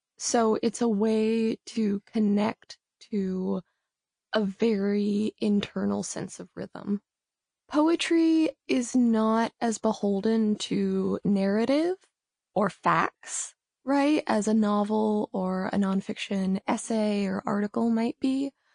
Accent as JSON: {"language": "English", "town": "Los Angeles", "region": "California", "country": "United States", "said": "I am a writer from Los Angeles"}